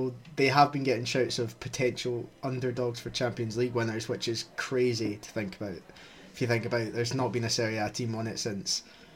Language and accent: English; Scotland, United Kingdom; accent: Scottish; My Scottish accent